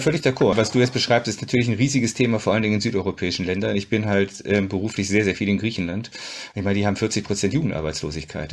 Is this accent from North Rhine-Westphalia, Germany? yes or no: yes; Düsseldorf, North Rhine-Westphalia, Germany; ich bin im Düsseldorfer Süden groß geworden